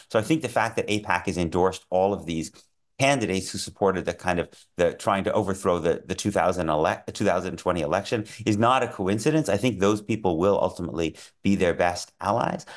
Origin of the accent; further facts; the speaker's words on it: Boston, Massachusetts, United States; I grew up in Boston